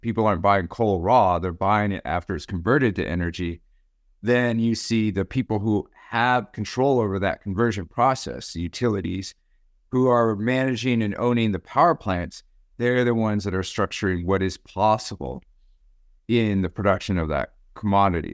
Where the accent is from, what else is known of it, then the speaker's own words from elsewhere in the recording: Gallup, New Mexico, United States; also born or lived in Arizona; I was born in Gallup, New Mexico, and, um, lived most of my life in the Mountain West or the, the western part of this continent. mainly in the Southwest, New Mexico and Arizona